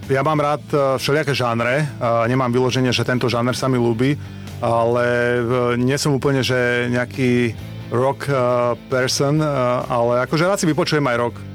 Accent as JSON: {"language": "Slovak", "country": "Slovakia", "said": "ja som ako tretí Slovák"}